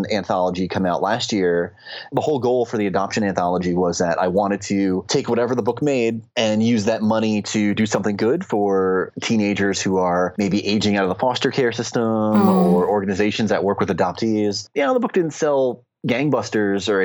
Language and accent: English; New Jersey, United States; growing up back at home, I grew up in New Jersey